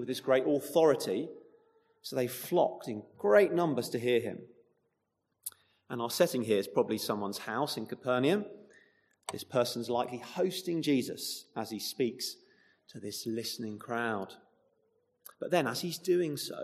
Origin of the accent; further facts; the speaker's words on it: United Kingdom; now in Chesham, United Kingdom; we're British